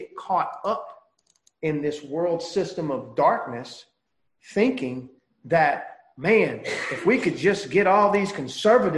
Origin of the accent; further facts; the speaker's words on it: United States; as an American